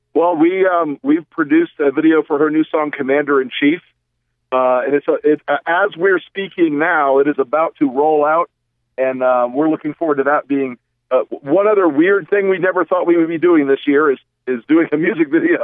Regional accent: the South, United States; I'm from the South

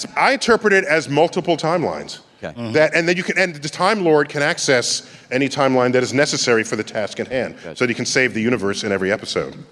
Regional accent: New York, United States; This is my hometown.

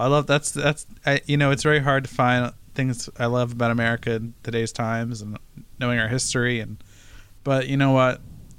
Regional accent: New Jersey, United States; I'm from New Jersey.

